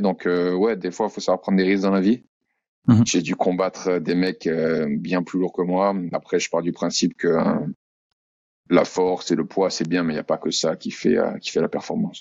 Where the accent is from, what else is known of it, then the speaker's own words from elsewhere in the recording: France; moved away as an adult; also born or lived in Australia; now in Auckland, New Zealand; Et je suis français, bien sûr.